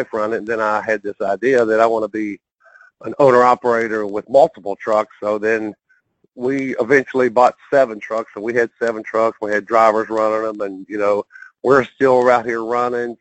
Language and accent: English; West Virginia, United States; now in Arizona, United States; I grew up in West Virginia, born and raised there